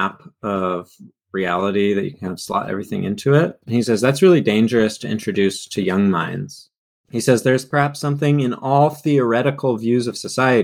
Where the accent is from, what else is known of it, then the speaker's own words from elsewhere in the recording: California, United States; growing up in California